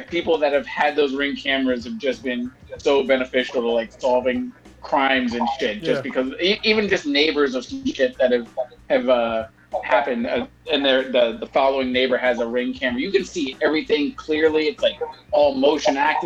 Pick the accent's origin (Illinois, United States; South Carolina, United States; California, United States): California, United States; Bay Area; we always take pride in our area, the Bay Area